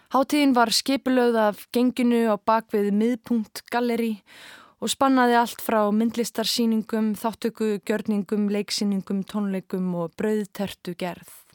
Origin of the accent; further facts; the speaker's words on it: Kópavogur, Capital Region, Iceland; Við sem ólumst upp í Hamraborginni í kringum aldamótin